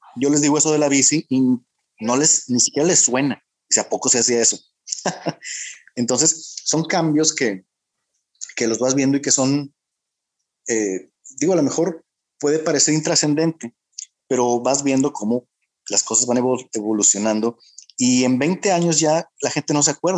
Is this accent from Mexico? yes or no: yes; Monterrey, Nuevo León, Mexico; yo que soy de Monterrey